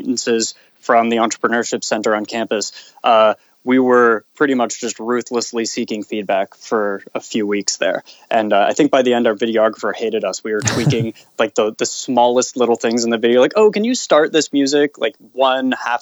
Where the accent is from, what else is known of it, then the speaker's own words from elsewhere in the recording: Canada; being Canadian